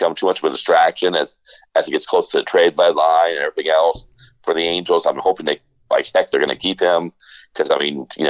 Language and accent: English; Florida, United States; I grew up in Florida for most of my growing up years